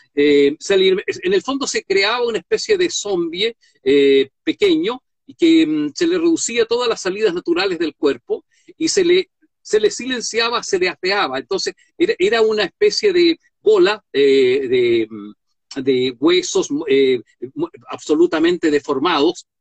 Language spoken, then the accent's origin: Spanish; Chile; Los chilenos generalmente estamos enfermos de imagen